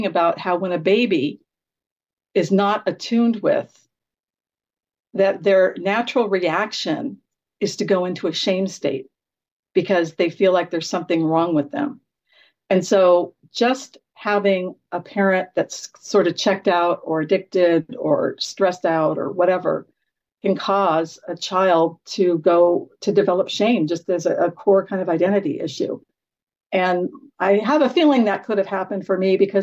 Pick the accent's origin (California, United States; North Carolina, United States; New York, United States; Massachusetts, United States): California, United States; Garden Grove; that's where I grew up in Garden Grove, California.